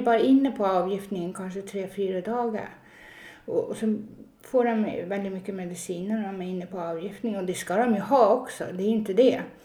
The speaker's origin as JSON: {"language": "Swedish", "region": "Northern Norway", "country": "Norway", "tie": "born or raised there", "moved": "as an adult", "lives_now": "Stockholm, Sweden", "said": "jag är ju född och uppvuxen i Norge. Eh, ganska högt upp i nord, Nordnorge, men, eh, jag är född i södra Norge"}